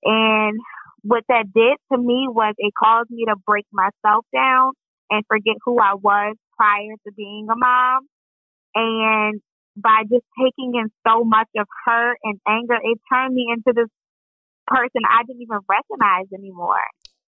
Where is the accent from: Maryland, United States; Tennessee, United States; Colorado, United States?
Maryland, United States; Columbia; So, yeah, I'm from Columbia, Maryland.